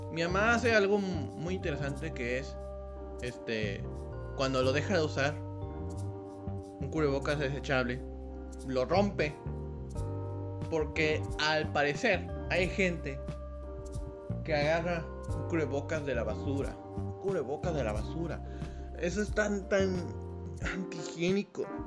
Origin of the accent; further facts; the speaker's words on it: Mexico; para nosotros, como mexicanos